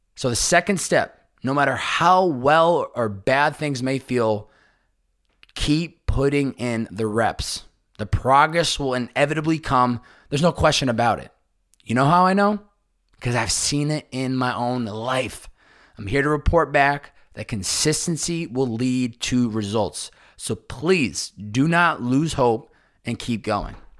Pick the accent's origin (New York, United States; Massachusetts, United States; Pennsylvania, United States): Massachusetts, United States; Chicopee; my hometown of Chicopee, Massachusetts